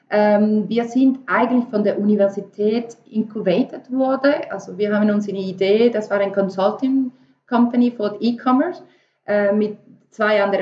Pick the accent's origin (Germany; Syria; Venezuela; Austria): Venezuela; German is a second language; moved away as an adult; also born or lived in Paris; Ich komme ursprünglich aus Venezuela habe ich meine ganze Leben ähm, äh, ja, dort